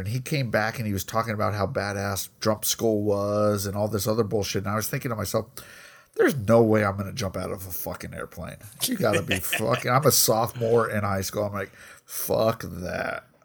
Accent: Colorado, United States; I grew up in Colorado

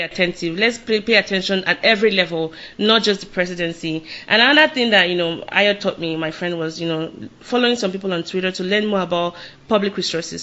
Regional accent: Lagos, Nigeria; I'm from Lagos

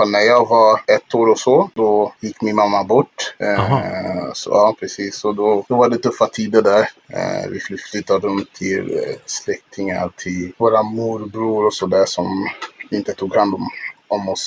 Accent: Kinshasa, DR Congo; now in Sweden; Ja, som sagt, jag föddes där i Kongo, Kinshasa, Kongos huvudstad.

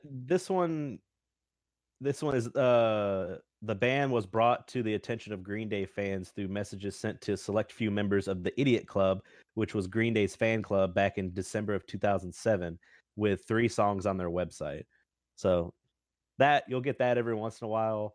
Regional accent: the South, United States; I'm from the South

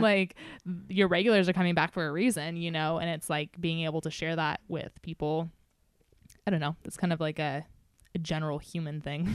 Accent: Novato, California, United States; moved away; not like Nevada is my hometown, but, you know, I definitely did some growing up here

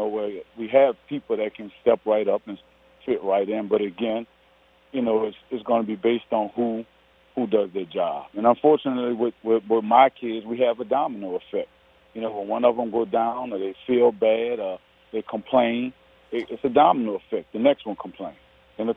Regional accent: New Orleans, Louisiana, United States; I'm from New Orleans

